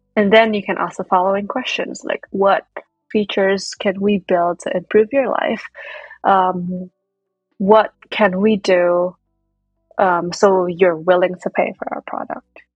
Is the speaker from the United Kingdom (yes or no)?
no; Indonesia; moved away as an adult; now in United States; I was born and raised in Indonesia